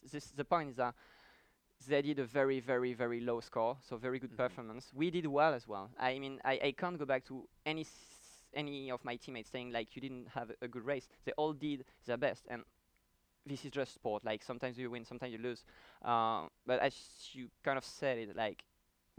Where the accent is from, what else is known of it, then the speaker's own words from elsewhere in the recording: France; moved away as an adult; now in United States; I come from France